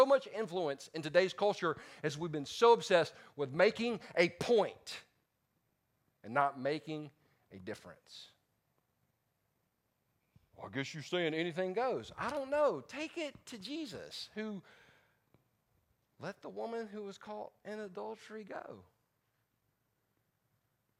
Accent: the South, United States; I'm from the South

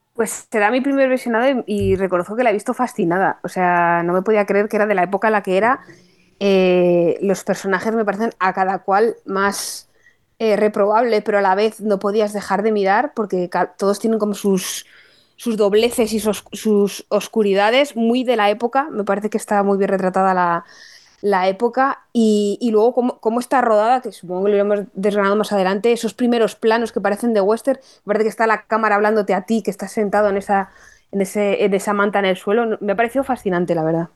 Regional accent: Toledo, Castilla-La Mancha, Spain; En mi tierra, en Toledo

